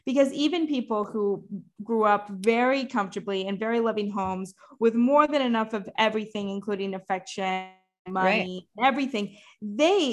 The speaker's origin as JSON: {"language": "English", "region": "Texas", "country": "United States", "tie": "born or raised there", "said": "a different experience than a lot of my other female friends growing up in Texas"}